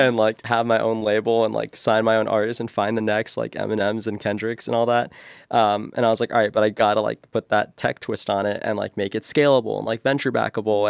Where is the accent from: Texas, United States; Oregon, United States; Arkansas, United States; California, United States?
California, United States; Bay Area; growing up in the Bay Area